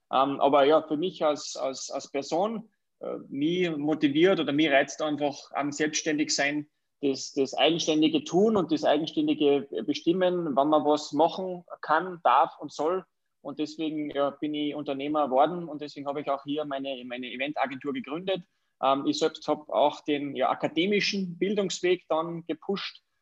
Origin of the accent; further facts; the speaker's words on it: Wagrain, Salzburg, Austria; born there; ich bin ein Salzburger, gebürtig aus dem wunderschönen Wagrein, also aus der Wintersportdestination Wagrein-Kleinal.